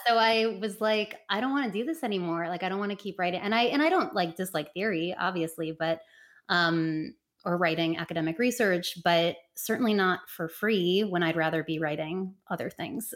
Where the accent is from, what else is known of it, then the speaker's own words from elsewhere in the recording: Cleveland, Ohio, United States; moved away as an adult; my life growing up in Cleveland, Ohio